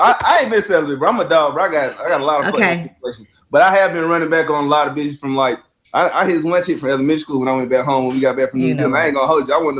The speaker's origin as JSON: {"language": "English", "region": "Georgia", "country": "United States", "said": "I'm from Georgia too"}